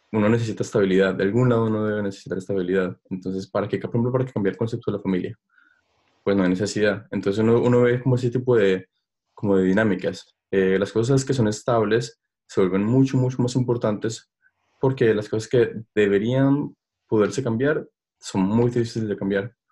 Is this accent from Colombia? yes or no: yes; Colombia; moved away; also born or lived in Stockholm, Sweden / Germany; uno como colombiano